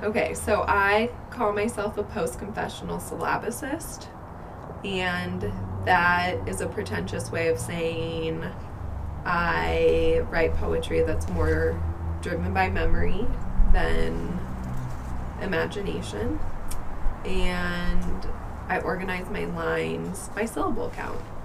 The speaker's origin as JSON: {"language": "English", "town": "Fort Collins", "region": "Colorado", "country": "United States", "tie": "born or raised there", "said": "I was born and raised in Fort Collins, Colorado. I've lived here most of my life"}